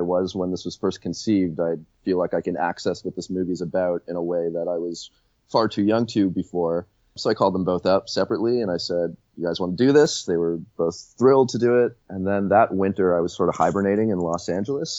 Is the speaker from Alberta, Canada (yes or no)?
no; Toronto, Ontario, Canada; having been born and raised in Toronto